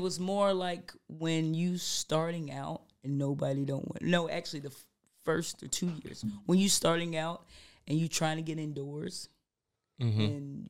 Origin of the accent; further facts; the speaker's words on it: Georgia, United States; accent: southern; now in Germany; I'm from Georgia, the country